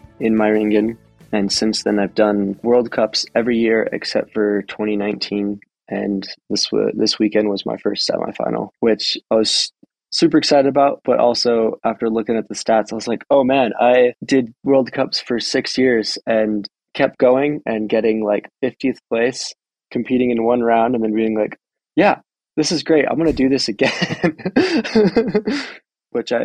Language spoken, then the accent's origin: English; New Mexico, United States; moved away; I grew up in New Mexico